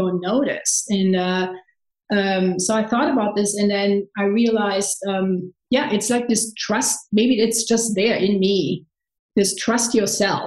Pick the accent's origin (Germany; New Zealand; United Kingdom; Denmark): Germany; Cologne, North Rhine-Westphalia; English is a second language; moved away as an adult; also born or lived in San Francisco; I'm from Cologne